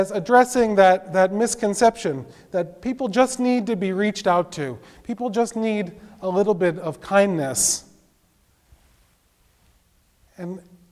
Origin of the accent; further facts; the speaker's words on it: New York City, New York, United States; when I was growing up in Brooklyn